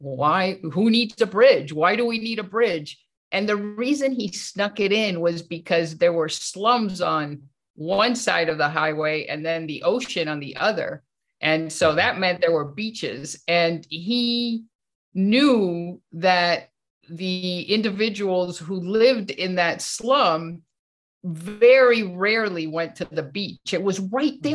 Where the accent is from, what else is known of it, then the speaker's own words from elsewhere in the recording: Venezuela; I was born in Venezuela, and my dad was a workaholic